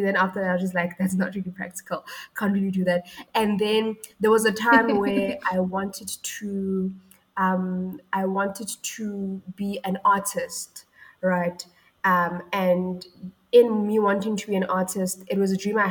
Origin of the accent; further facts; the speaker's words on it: Mabopane, Gauteng, South Africa; also born or lived in Ga-Rankuwa; Well, I grew up in Mabopane, right? And before growing up in Mabopane, I was born in Garankuwa. So if you know that area of Pretoria